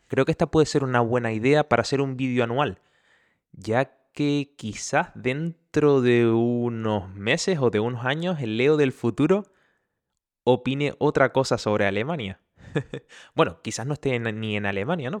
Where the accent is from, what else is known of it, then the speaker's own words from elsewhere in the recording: Canary Islands, Spain; accent: Canarian; moved away as an adult; now in Germany; soy canario, por eso de ahí mi acento